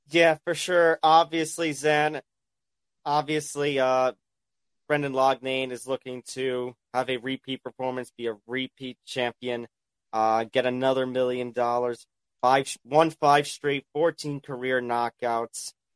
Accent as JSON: {"language": "English", "region": "New York", "country": "United States", "tie": "born or raised there", "said": "my home state of New York"}